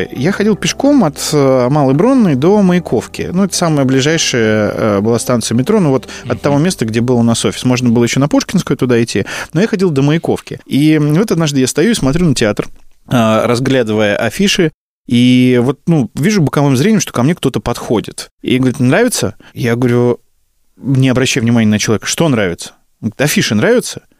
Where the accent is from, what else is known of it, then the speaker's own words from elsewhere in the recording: Bryansk, Bryansk Oblast, Russia; now in Moscow, Russia; А я только приехал из Брянска, как ты понимаешь.